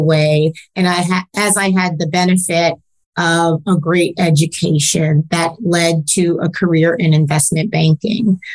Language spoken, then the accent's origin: English; New York City, New York, United States; growing up in New York, you know, just miles away from Wall Street